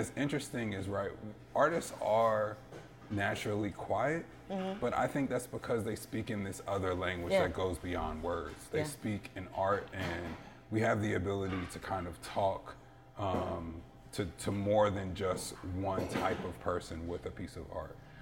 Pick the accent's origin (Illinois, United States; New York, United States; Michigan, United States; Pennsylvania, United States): Pennsylvania, United States; Philadelphia; now in Richmond, United States; I grew up in Philadelphia